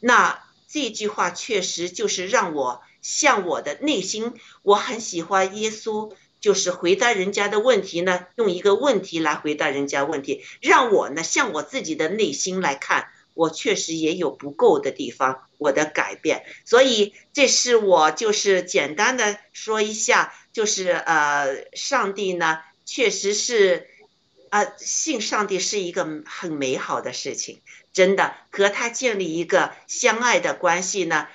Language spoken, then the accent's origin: Chinese; China; moved away; 为什么我们中国人 要吃这么多苦啊